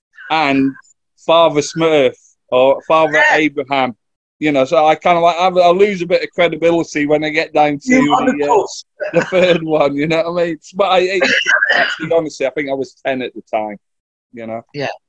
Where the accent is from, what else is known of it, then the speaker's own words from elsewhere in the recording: Scotland, United Kingdom; moved away; Because I grew up in Scotland, so I kind of like I knew what was still happening when I moved away and what still does happen.